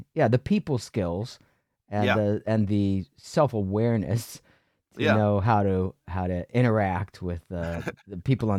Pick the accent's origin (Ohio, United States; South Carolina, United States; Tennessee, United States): Ohio, United States; now in New York City, United States; Where I grew up in Ohio, it was considered braggadocious or braggy